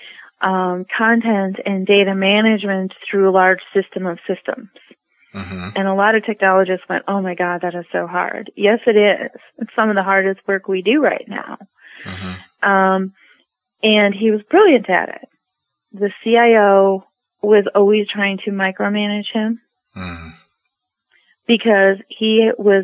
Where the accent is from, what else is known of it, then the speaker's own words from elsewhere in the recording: Midwest, United States; I'm from the Midwest